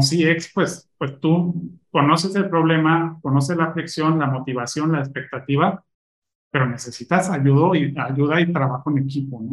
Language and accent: Spanish; Mexico City, Mexico; moved away as an adult; now in Monterrey, Mexico; Yo soy chilango. Ok. Este, actualmente estoy en Monterrey